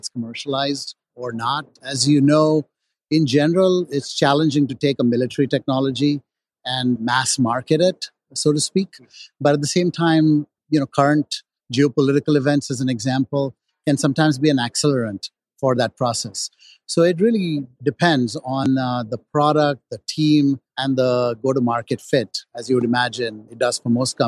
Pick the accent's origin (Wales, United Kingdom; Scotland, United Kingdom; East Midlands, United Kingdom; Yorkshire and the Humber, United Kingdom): Scotland, United Kingdom; Edinburgh; I was born in Edinburgh.